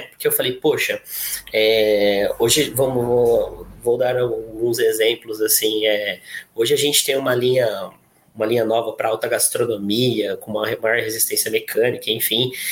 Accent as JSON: {"language": "Portuguese", "town": "Porto Ferreira", "region": "São Paulo", "country": "Brazil", "said": "eu sou do interior de São Paulo, tá? Sou daqui da cidade de Porto Ferreira"}